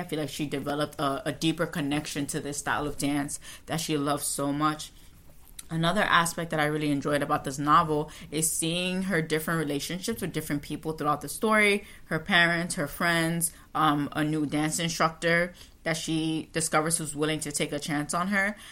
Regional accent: United States; as an American, as a Western person

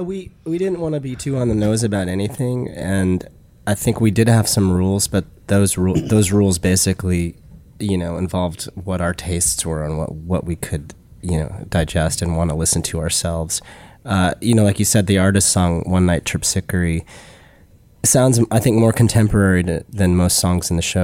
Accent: Utah, United States; moved away as an adult; now in New York, United States; I grew up in Utah, you know, Jewish

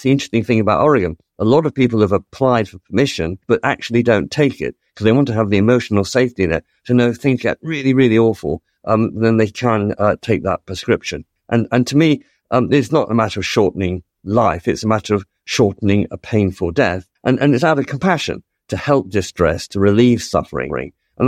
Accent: United Kingdom; But, you know, we're British, and we can have a British system which British MPs legislate for.

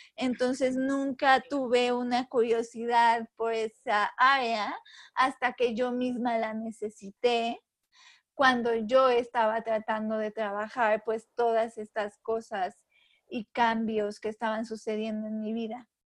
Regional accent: Puebla, Mexico; soy mexicana, soy de Puebla, he vivido toda mi vida acá

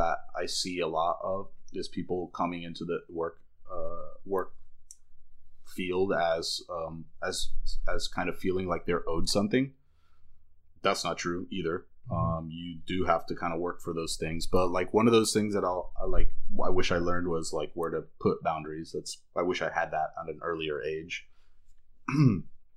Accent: Miami, Florida, United States; also born or lived in Davie, Florida / Fort Lauderdale, Florida; I was born in Miami, raised by Cuban parents, went to school in Davie

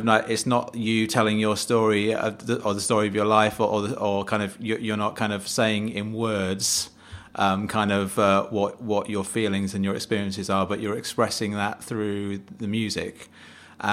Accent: Manchester, North West England, United Kingdom; I live for half of my life in the south of England, but I was brought up in Manchester and I'm back in Manchester again, so I've come full circle, and slowly getting the accent back.

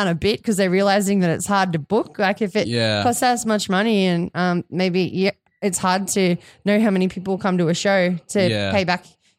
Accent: Sunshine Coast, Queensland, Australia; I'm from the Sunshine Coast.

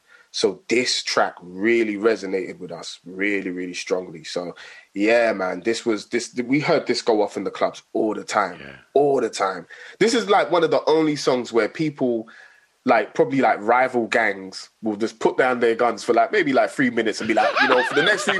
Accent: Nigeria; Even me being a Nigerian, my dad used to listen to reggae as well.

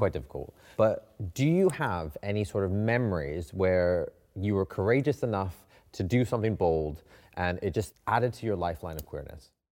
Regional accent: Canada; moved away as an adult; now in London, United Kingdom; I'm from Canada

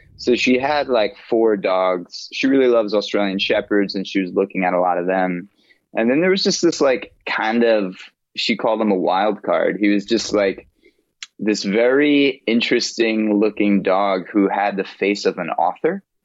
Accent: United States; I'm the American.

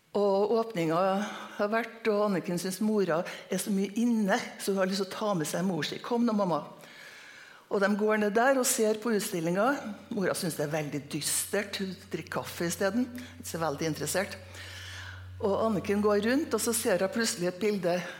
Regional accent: Trondheim, Trøndelag, Norway; also born or lived in Møre; now in Trondheim, Norway; jeg er født og oppvokst på Lilleby, Lamoen

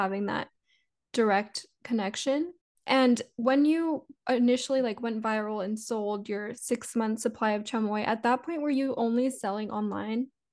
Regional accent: Mission, Texas, United States; I'm, um, from Mission, Texas

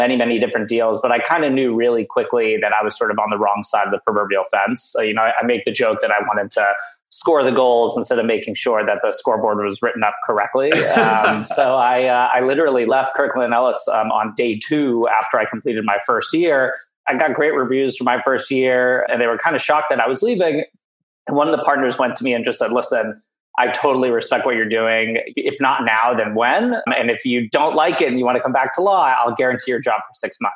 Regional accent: Johannesburg, Gauteng, South Africa; moved away; I was born in Johannesburg, South Africa

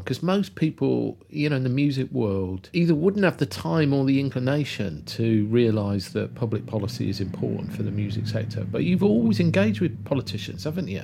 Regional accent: Kidderminster, West Midlands, United Kingdom; Where I grew up in Kidderminster

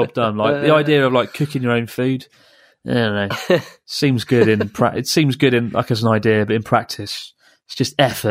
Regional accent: United Kingdom; accent: British; now in Japan; I had a guy called Ivan who was angry at my British accent.

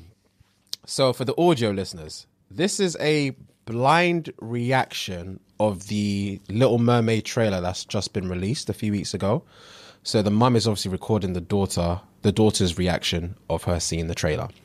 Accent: Nigeria; I'm Nigerian

